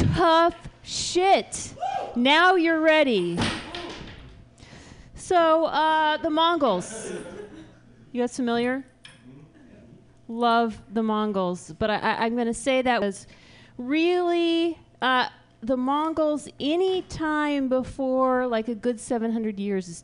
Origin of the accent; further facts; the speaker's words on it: United States; I'm an American.